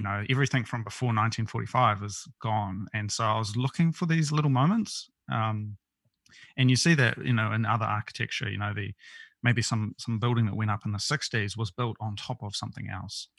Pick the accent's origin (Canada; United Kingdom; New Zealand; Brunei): New Zealand; born or raised there; moved away as an adult; also born or lived in Tokyo, Japan